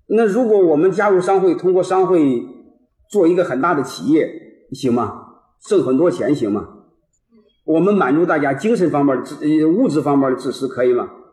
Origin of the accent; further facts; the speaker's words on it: Henan, China; 我是河南人